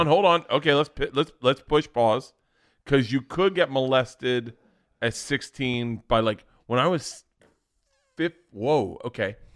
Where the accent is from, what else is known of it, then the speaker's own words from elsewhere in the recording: Florida, United States; growing up in Florida, you were always ended up on a beach